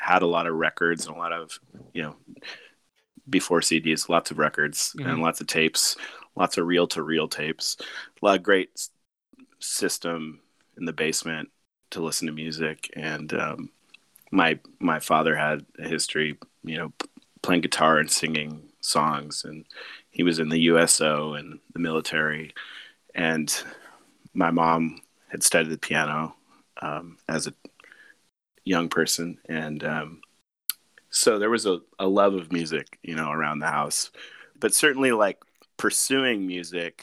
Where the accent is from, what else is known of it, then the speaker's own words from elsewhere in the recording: Seattle, Washington, United States; I grew up in Seattle, Washington